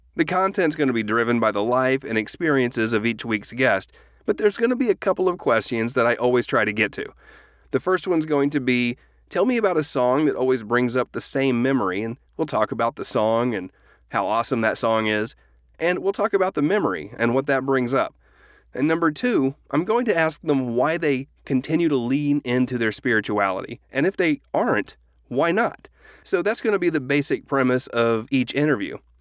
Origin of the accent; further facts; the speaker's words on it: Oklahoma, United States; moved away as an adult; also born or lived in Texas; I grew up in Oklahoma in the nineteen eighties.